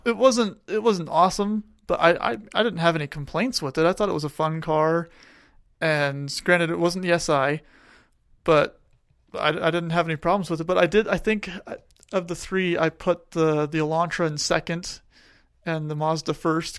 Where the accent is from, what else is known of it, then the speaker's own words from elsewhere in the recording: Tucson, Arizona, United States; moved away; I grew up in Tucson